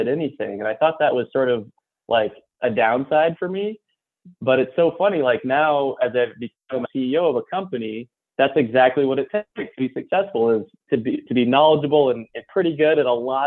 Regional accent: Belfast, Maine, United States; moved away as an adult; also born or lived in Indiana; now in Los Angeles, United States; I was born and raised in Belfast, Maine

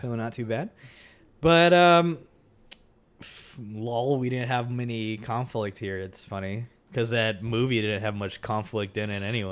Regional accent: Texas, United States; I grew up in Texas as well. I, I've been in Texas most of my life

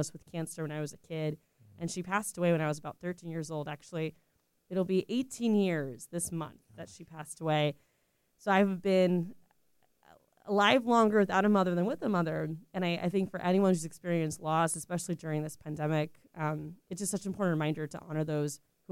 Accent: Orlando, Florida, United States; I was born and raised in Orlando, so I'm the daughter of working class immigrants.

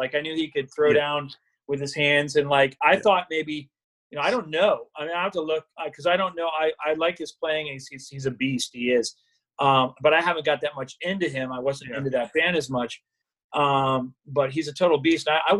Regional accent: Florida, United States; I grew up in South Florida. I was always at the Keys. I was always at the beach.

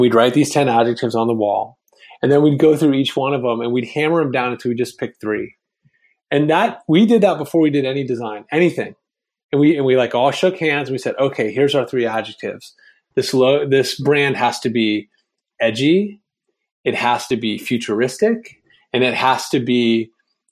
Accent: Vienna, Virginia, United States; the town I grew up in Vienna, Virginia

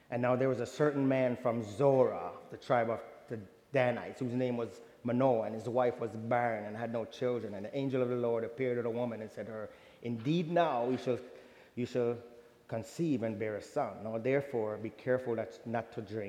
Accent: Jamaica; I'm from Jamaica

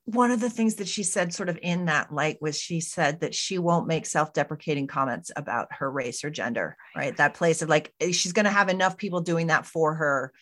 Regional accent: United States; now in Canada; I'm an American citizen living and working in Canada right now

